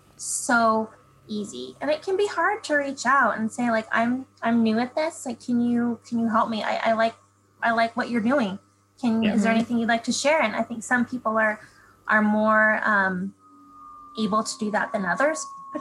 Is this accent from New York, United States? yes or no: no; California, United States; I'm from California